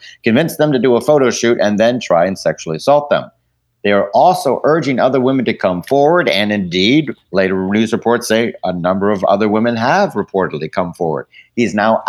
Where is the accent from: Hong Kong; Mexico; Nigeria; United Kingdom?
United Kingdom; I am British